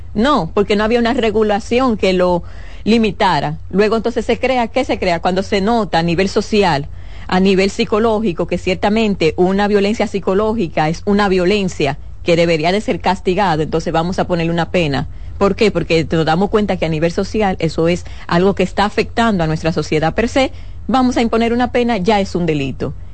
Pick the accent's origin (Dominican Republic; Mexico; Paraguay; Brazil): Dominican Republic; como ciudadano dominicano